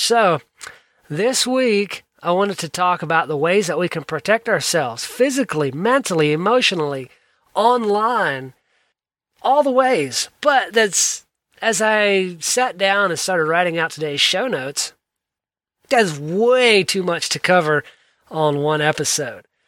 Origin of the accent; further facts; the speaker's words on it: South Georgia, United States; I grew up in South Georgia.